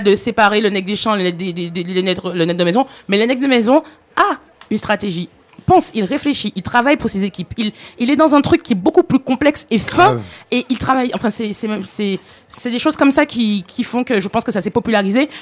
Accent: Martinique; moi, par exemple, en tant que Martiniquaise

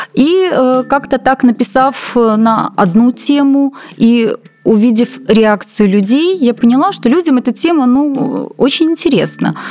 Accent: Belarus

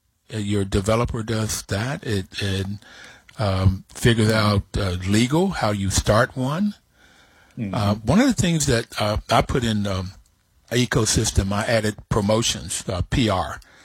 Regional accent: Bluefield, United States; I think I was maybe 14 before they paved our road in Bluefield

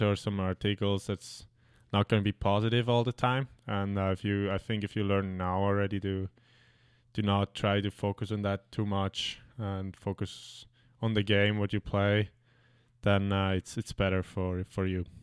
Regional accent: Switzerland; now in North America; where I grew up like in Switzerland

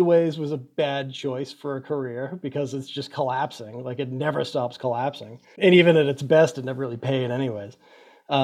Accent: Quincy, Massachusetts, United States; I grew up in Quincy, Massachusetts, right? It was just on the southern border of Boston.

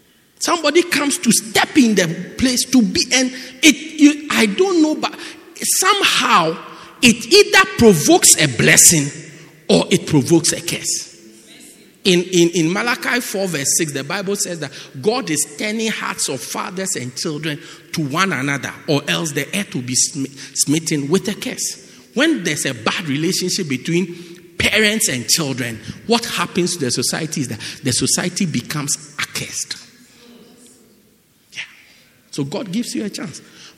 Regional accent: England, United Kingdom; born there; So then I was born in England.

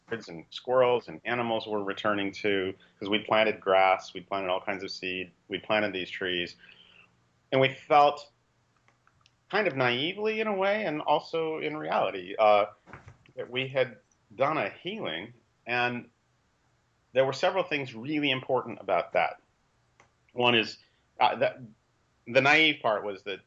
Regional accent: Los Angeles, California, United States; I was born and raised in Los Angeles in the mid-1950s

